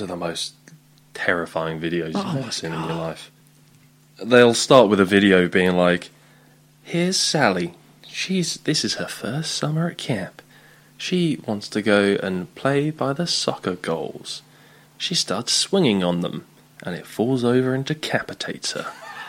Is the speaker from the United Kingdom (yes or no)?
yes; England, United Kingdom; I'm from England.